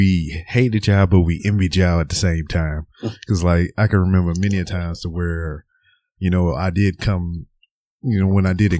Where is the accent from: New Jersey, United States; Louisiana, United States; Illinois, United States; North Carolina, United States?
Louisiana, United States; moved away as an adult; I'm from down this way. I'm from Louisiana.